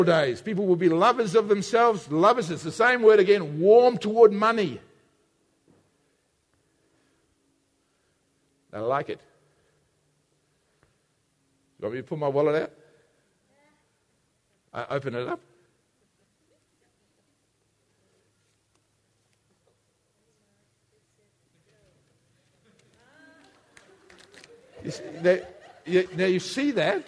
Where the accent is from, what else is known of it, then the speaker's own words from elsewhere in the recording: Australia; We in Australia, we use the same word love for everything.